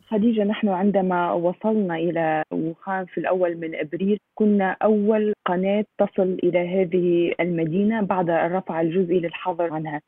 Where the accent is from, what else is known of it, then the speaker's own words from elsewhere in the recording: China; من مواليد الصين